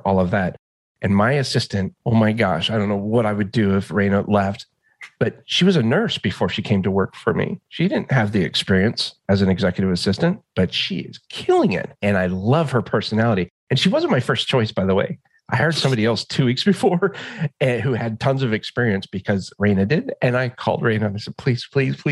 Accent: Alaska, United States; I grew up in Alaska.

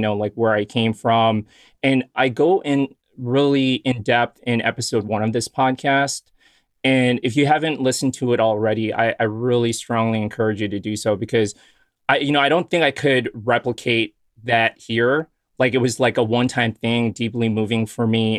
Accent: Chicago, Illinois, United States; I grew up in Chicago

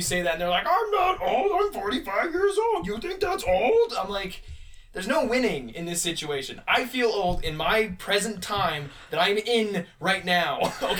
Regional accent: Canada; we're all Canadian.

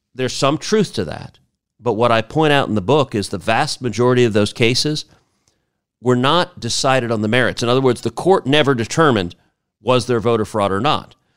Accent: Houston, Texas, United States; Houston, my hometown

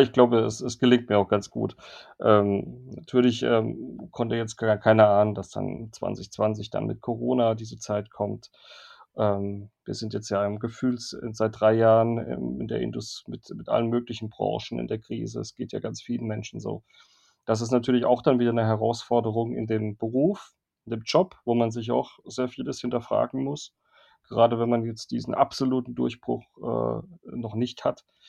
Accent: Worms, Rhineland-Palatinate, Germany; moved away; also born or lived in Cologne; also Horchheim ist der Nebenort, wo ich aufgewachsen bin, meiner Heimatstadt in Worms, nicht weit weg von Mannheim

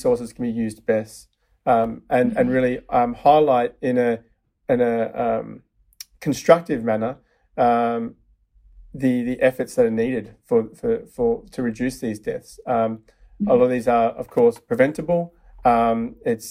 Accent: Melbourne, Victoria, Australia; moved away as an adult; now in San Francisco, United States; From Melbourne, Australia.

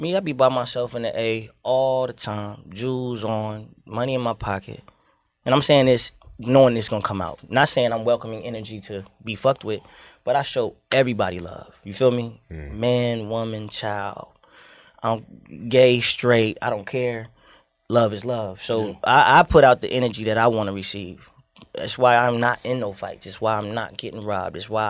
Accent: Miami, Florida, United States; now in Atlanta, United States; I was raised in Liberty City for some time

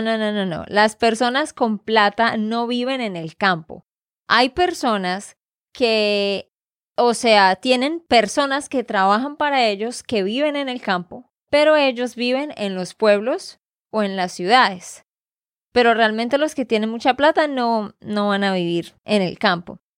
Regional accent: Santander, Colombia; de Santander, Colombia.

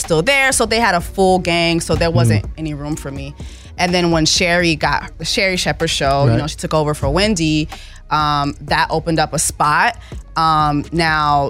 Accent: Montreal, Quebec, Canada; moved away; also born or lived in Miami / Haiti (ancestry); Montreal, Canada, was where I was born

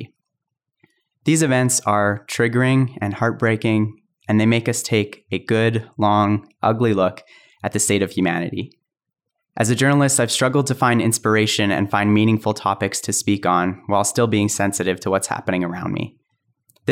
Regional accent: Calgary, Alberta, Canada; growing up in Calgary

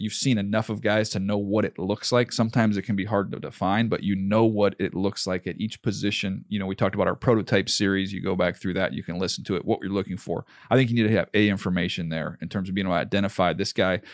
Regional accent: San Diego, California, United States; moved away as an adult; also born or lived in Northeast Louisiana; I grew up in San Diego

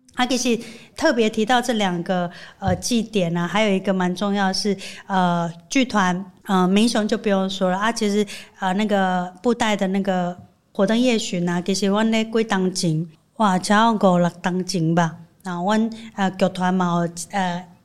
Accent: Chiayi, Chiayi City, Taiwan; 对我们嘉义人来说

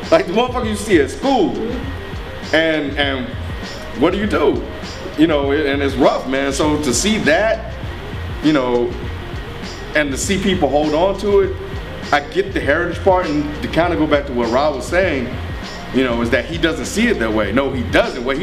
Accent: Mississippi, United States; growing up in Mississippi, which Mississippi was one of the seven states that originally seceded you know, it was very real.

